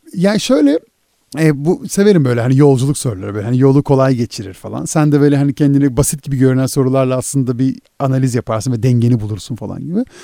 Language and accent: Turkish; İzmir, Turkey; Ben bir İzmirliyim.